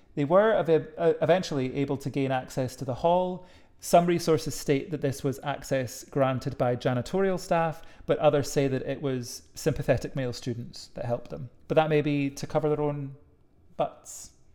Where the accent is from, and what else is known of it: Edinburgh, Scotland, United Kingdom; born or raised there